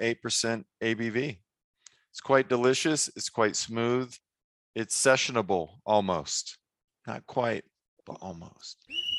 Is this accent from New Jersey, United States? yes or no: no; Virginia, United States; I was born in Virginia and have lived significant parts of my life in various cities of Virginia